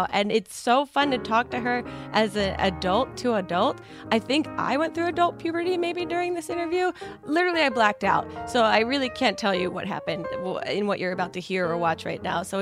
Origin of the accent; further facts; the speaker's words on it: New Jersey, United States; We're both from New Jersey.